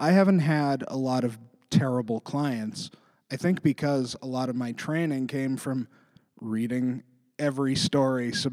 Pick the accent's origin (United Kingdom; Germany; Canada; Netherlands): Canada; interior British Columbia; moved away as an adult; also born or lived in Vancouver, Canada; now in Halifax, Canada; I grew up in BC.